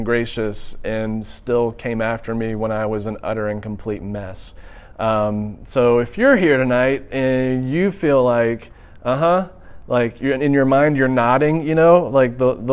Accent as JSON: {"language": "English", "town": "Birmingham", "region": "Alabama", "country": "United States", "also_born_or_lived": "Auburn, Alabama", "said": "I'm originally from Birmingham, Alabama"}